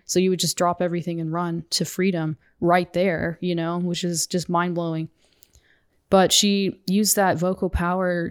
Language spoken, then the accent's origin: English; United States; as a woman and as an American